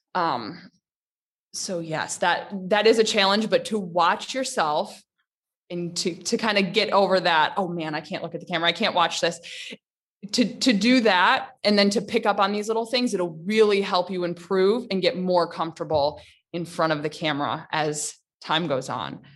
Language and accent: English; Michigan, United States; moved away as an adult; also born or lived in Virginia / Tennessee / Riyadh, Saudi Arabia; now in Dubai, United Arab Emirates; I'm from Michigan.